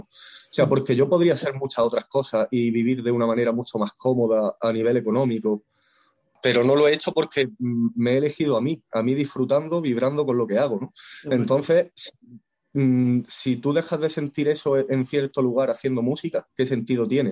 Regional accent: Güevéjar, Andalusia, Spain; also born or lived in Granada; yo nací en Granada, capital, pero luego nos mudamos a un pueblecito pequeño

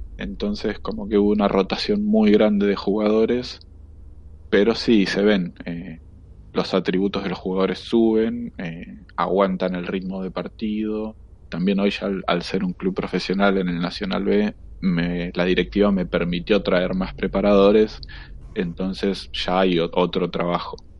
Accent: Punta Alta, Buenos Aires Province, Argentina; yo soy de Punta Alta

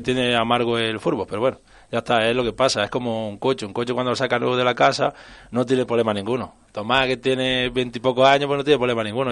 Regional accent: Torreperogil, Andalusia, Spain; mi pueblo

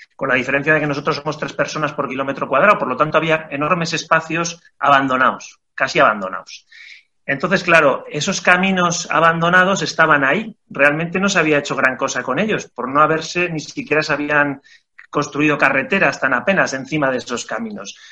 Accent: Aínsa, Aragon, Spain; los socios fundadores somos todos de AINSA

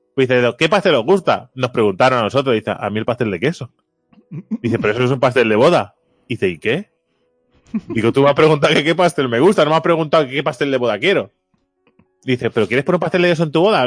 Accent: Catalonia, Spain; soy catalán

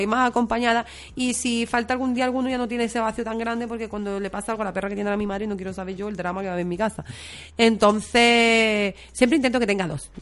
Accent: Barcelona, Catalonia, Spain; moved away; Soy catalana, o sea, yo he nacido en Barcelona

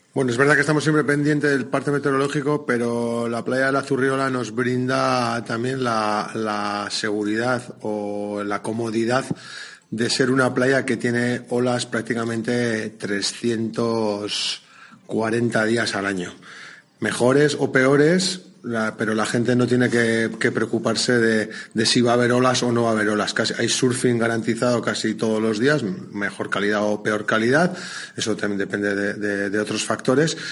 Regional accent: Basque Country, Spain; sitúa nuestra tierra en el mundo del surf, porque muchos cuando viajamos decimos que casi que somos de Mundaka

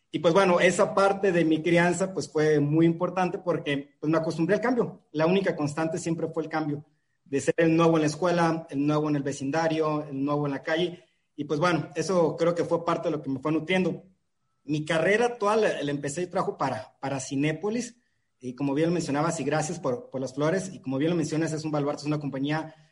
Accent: Baja California Sur, Mexico; also born or lived in Sinaloa; legalmente de Sinaloa, ahí de, la, de las hermosas tierras sinaloenses bañadas por el mar Pacífico, pero criado prácticamente la mitad de mi vida en Baja California

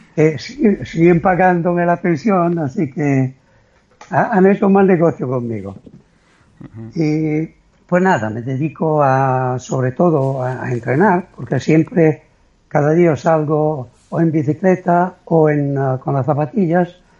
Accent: Italy; soy italiano

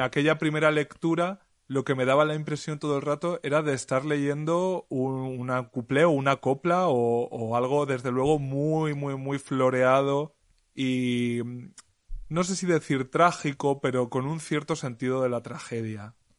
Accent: Alpera, Castilla-La Mancha, Spain; mi pueblo, que como sabéis todas es Alpera en Albacete

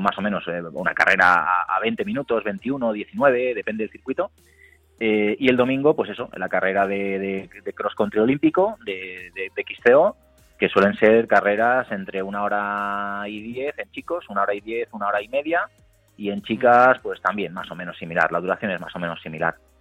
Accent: Galicia, Spain; soy gallego

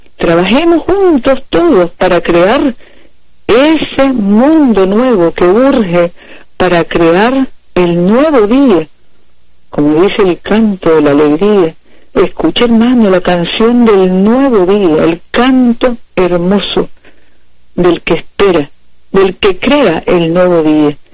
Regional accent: Nicaragua

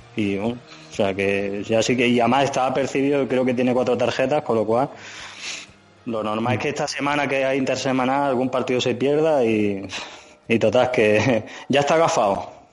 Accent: Linares, Andalusia, Spain; now in Madrid, Spain; yo soy andaluz, soy soy, de Linares

